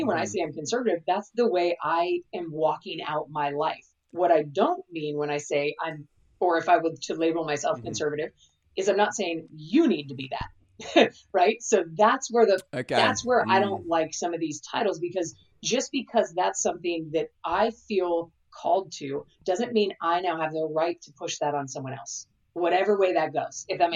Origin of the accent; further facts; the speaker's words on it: California, United States; I'm from California